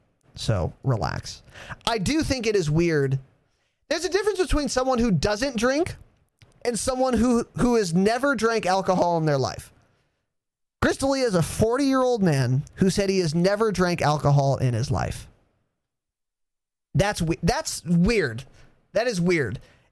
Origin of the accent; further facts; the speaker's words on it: Ireland; Now, I am an Irishman. Through and through.